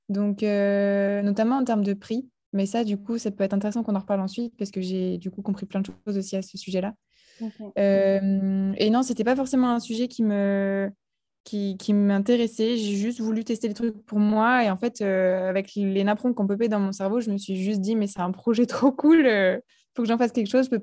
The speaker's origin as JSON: {"language": "French", "area": "Pas-de-Calais", "region": "Hauts-de-France", "country": "France", "tie": "born or raised there", "also_born_or_lived": "Nord / Lille", "said": "je suis originaire du Pas-de-Calais. je suis née dans, dans le Nord"}